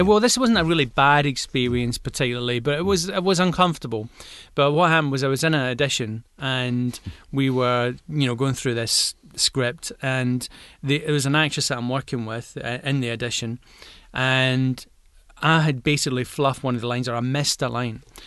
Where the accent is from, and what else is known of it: Glasgow, Scotland, United Kingdom; accent: Glaswegian